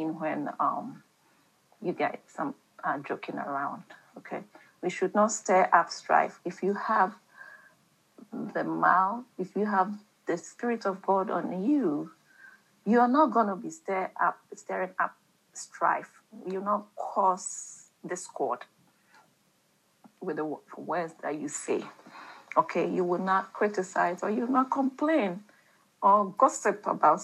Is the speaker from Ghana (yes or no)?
yes; Ghana; I'm talking about Ghana, and I was brought up in Ghana